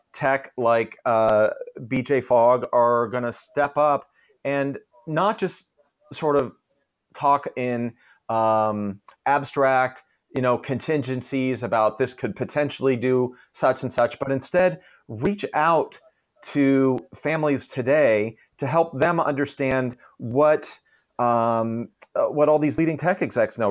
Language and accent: English; Palo Alto, California, United States; also born or lived in Walnut Creek, California; I grew up in Palo Alto